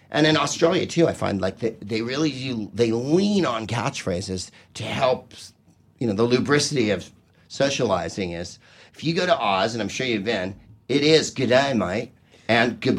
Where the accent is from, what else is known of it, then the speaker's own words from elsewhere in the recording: Bulgaria; Uh, I'm from uh, uh Bulgaria.